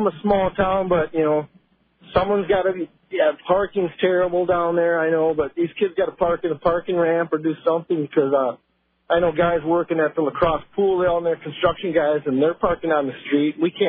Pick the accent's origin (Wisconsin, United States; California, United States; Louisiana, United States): Wisconsin, United States; Trempealeau; I'm actually from Trempealeau